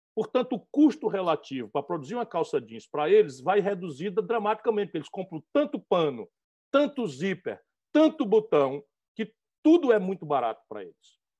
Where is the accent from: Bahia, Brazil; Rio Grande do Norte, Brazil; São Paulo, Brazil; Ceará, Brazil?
Ceará, Brazil; Sobral; Sobral, a minha cidade no interior do Ceará, a cidade de onde eu venho